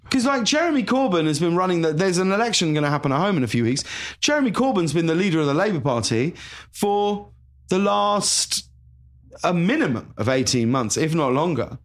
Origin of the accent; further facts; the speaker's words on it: High Wycombe, South East England, United Kingdom; moved away as an adult; also born or lived in London; now in Los Angeles, United States; I'm from High Wycombe," you know, in Buckinghamshire